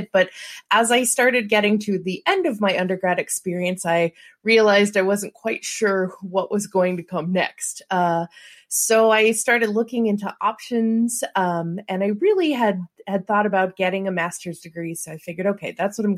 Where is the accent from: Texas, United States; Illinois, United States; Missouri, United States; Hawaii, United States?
Missouri, United States; St. Louis; I'm from St. Louis